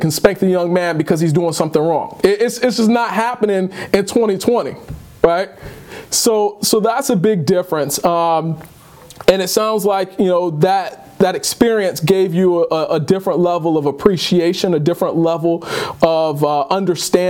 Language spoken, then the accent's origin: English; Detroit, Michigan, United States; moved away; as much as I hated it growing up in Detroit